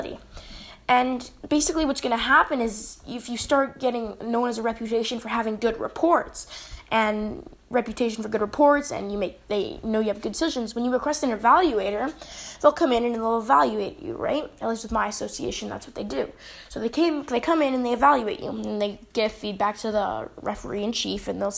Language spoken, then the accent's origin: English; Canada; I'm from Canada